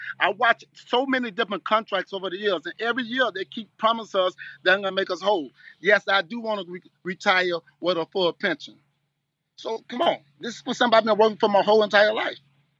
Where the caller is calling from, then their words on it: Miami, Florida, United States; Me, I'm coming from Miami.